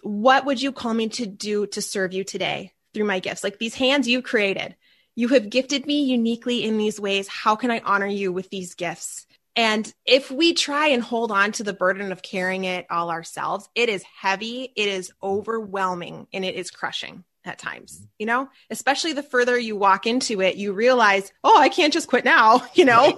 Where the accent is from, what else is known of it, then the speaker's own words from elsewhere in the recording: Minneapolis, Minnesota, United States; I am from the Minneapolis, Minnesota area. So if you hear that accent come out